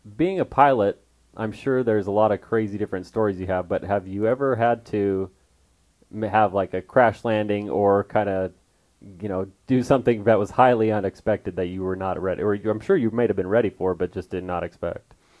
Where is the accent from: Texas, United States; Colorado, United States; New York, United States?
Colorado, United States; Westminster; moved away as an adult; also born or lived in Trinidad, Colorado / Alamosa, Colorado; now in Arizona, United States; I grew up in Westminster, Colorado, little suburb outside of Denver